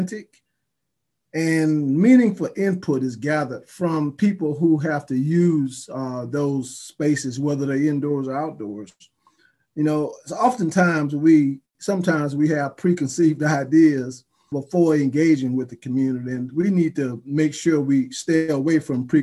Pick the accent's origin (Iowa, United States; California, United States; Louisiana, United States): Louisiana, United States; Baton Rouge; moved away as an adult; now in Charlotte, United States; born and raised in Baton Rouge, Louisiana, graduated from Southern University in the Department of Architecture, and moved to Charlotte back in 1983